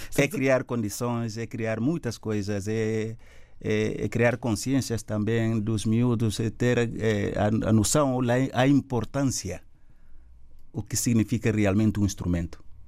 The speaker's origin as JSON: {"language": "Portuguese", "region": "Gabú", "country": "Guinea-Bissau", "tie": "born or raised there", "moved": "yes", "said": "nasci em Gabo, sou do Gabo"}